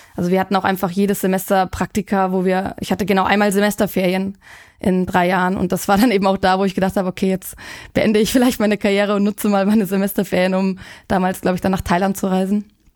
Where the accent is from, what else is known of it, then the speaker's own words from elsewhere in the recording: Munich, Bavaria, Germany; ich komme aus München